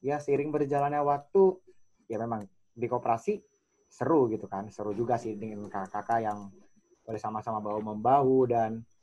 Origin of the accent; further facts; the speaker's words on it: Samarinda, East Kalimantan, Indonesia; moved away as an adult; now in Bogor, Indonesia; Sebenarnya kan kalau aku kan asal dari Samarinda ya, Kalimantan Timur dan kuliah di IPB ya merantau gitu kan, jadi ke Bogor.